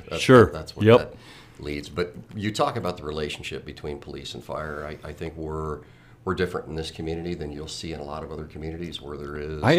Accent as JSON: {"language": "English", "region": "Oklahoma", "country": "United States", "tie": "born or raised there", "lives_now": "Arizona, United States", "said": "but I was raised all over the country, primarily Oklahoma, I claim is my home, despite the fact that I've been here in Arizona for a lot longer than I was in Oklahoma."}